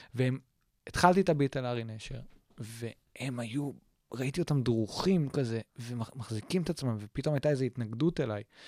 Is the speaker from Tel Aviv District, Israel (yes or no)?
yes; Tel Aviv, Tel Aviv District, Israel; also born or lived in Jerusalem; תל אביבי, כאילו, born and raised, ואני, אה, ואימא שלי פה, ואבא שלי פה